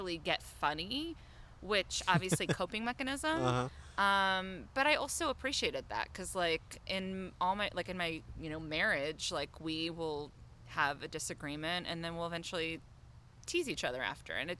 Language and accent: English; Belmont, Massachusetts, United States; I grew up in Belmont, Massachusetts